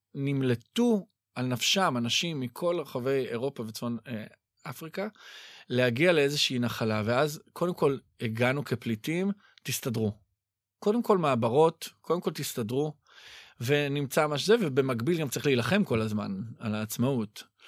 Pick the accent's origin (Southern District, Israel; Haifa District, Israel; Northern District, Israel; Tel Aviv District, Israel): Tel Aviv District, Israel; Ramat HaSharon; בילדותי ברמת השרון